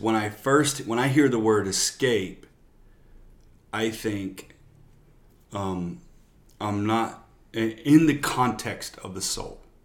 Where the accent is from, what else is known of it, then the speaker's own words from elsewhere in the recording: Louisiana, United States; moved away as an adult; now in San Antonio, United States; I'm from Louisiana, down south